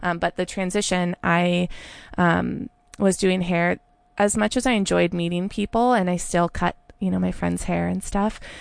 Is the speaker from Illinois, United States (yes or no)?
no; Santa Rosa, California, United States; moved away as an adult; also born or lived in Alameda, California / San Francisco, California; now in Portland, United States; I was born in Alameda, but I grew up in Santa Rosa